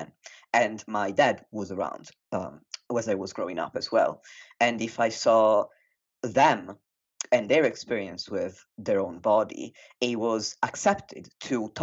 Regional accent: Italy; moved away as an adult; now in United Kingdom; I was raised in Italy and I moved to the UK when I was 18

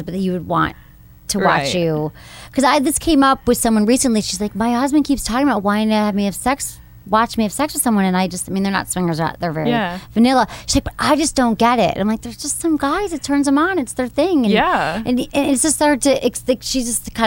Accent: Michigan, United States; also born or lived in San Francisco; now in Los Angeles, United States; I went from Michigan

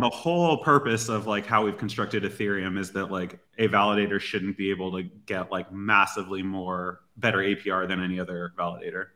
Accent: United States; as an American

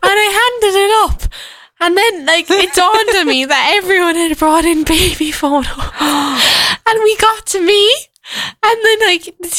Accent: Ireland; We were like, Ireland

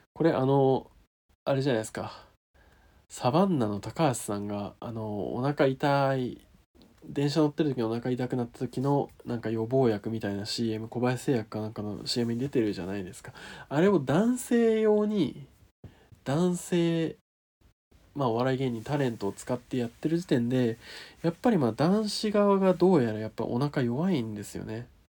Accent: Niigata, Japan; 地元新潟

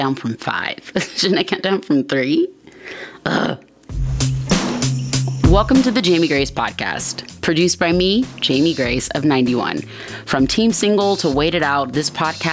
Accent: Atlanta, Georgia, United States; I'm from Atlanta.

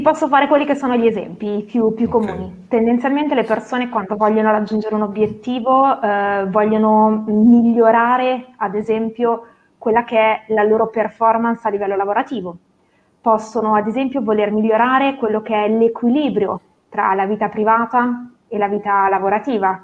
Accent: Novara, Piedmont, Italy; sono di Novara, classe 1984

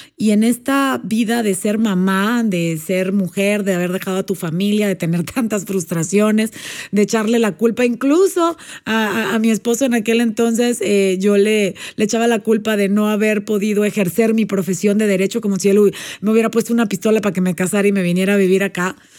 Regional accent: Panama; moved away as an adult; also born or lived in Puebla, Mexico; now in Mexico; Yo soy panameña, nací en Panamá

